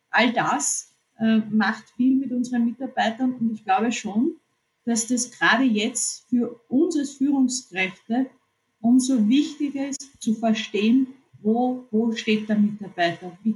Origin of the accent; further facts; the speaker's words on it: Austria; weil es so viele neue Themen gibt, die uns betreffen als, als, als Österreicher.